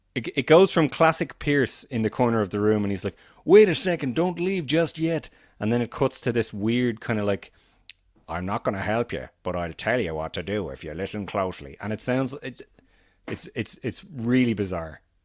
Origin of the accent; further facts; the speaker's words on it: Ireland; as an Irishman